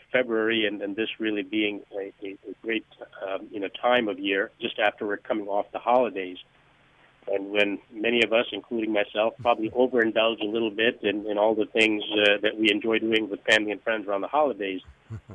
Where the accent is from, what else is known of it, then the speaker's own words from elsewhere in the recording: Northeast, United States; moved away as an adult; now in Palm Beach area, United States; I grew up in the Northeast